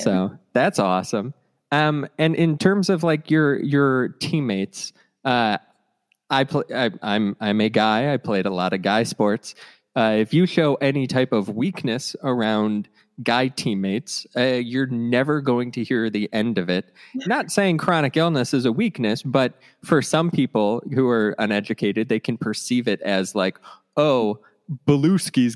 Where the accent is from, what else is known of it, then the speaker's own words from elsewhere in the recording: Cleveland, Ohio, United States; I grew up in Cleveland